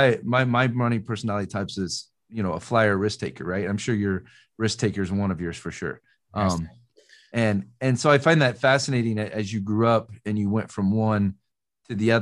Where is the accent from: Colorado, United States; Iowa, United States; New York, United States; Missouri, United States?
Iowa, United States; Des Moines; moved away; I grew up in the city in Iowa. So I grew up in Des Moines